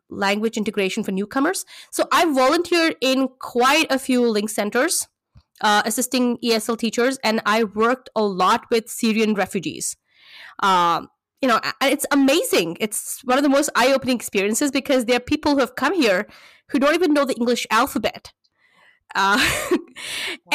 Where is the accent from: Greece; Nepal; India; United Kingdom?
India; moved away as an adult; now in Canada; I come from India. I just migrated to Canada 2.5 years ago